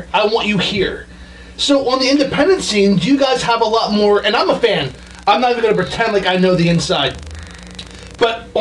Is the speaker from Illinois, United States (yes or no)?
no; Philadelphia, Pennsylvania, United States; We're all from Philadelphia